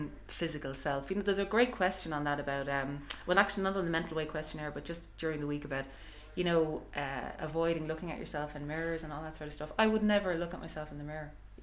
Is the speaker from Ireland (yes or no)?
yes; Ireland; I'm also an Irish mammy.